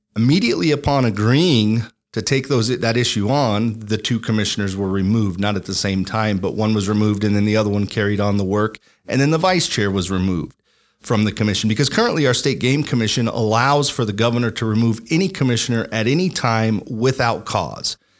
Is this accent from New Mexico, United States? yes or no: yes; La Puebla, New Mexico, United States; I am born and raised in New Mexico, a lifelong New Mexican.